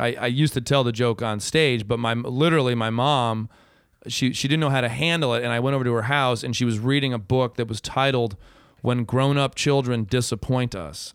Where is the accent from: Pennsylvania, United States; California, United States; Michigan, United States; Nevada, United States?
Michigan, United States; Ann Arbor; moved away; I was from Ann Arbor